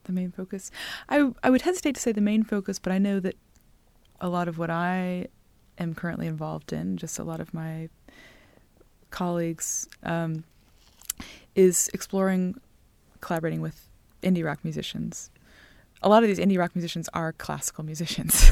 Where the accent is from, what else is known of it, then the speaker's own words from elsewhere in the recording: Greenville, North Carolina, United States; I grew up in Greenville, North Carolina